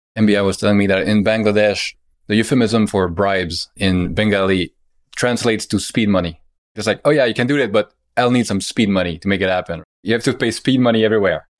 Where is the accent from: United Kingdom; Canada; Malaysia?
Canada; as a Canadian